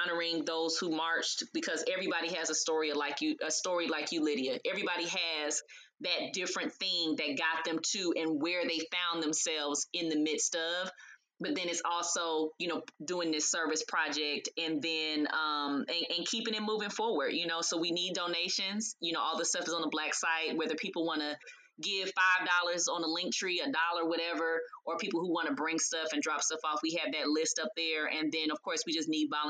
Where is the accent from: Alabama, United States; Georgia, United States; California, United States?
California, United States; Los Angeles; now in Atlanta, United States; we're from Los Angeles, so when they would have Maxine Waters was our representative, you know, back in the day. I was a little baby girl